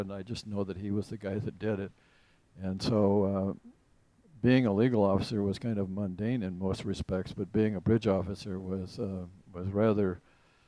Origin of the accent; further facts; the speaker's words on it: Midwest, United States; moved away as an adult; also born or lived in Marquette, Michigan; I grew up in the Midwest